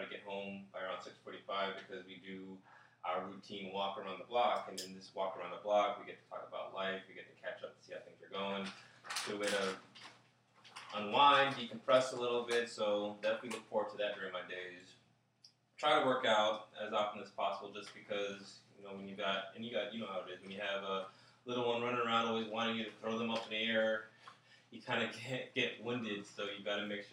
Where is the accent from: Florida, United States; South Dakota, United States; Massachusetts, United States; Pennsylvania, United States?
Florida, United States; South; I was raised in South Florida